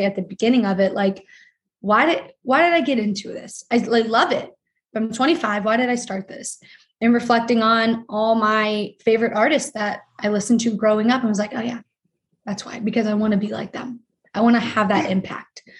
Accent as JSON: {"language": "English", "region": "Ohio", "country": "United States", "said": "I'm from Ohio"}